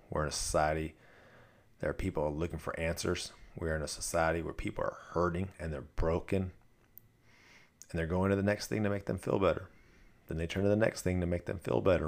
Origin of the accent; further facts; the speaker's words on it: Southern California, United States; now in Dallas, United States; I grew up in Southern California